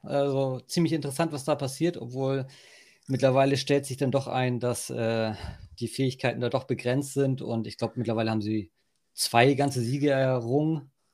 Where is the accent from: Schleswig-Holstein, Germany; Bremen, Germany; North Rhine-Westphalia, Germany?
Schleswig-Holstein, Germany; Hohenaspe; also born or lived in Berlin / Denmark; komme ich hier aus dem Norden, aus dem Dorf Hohenaspel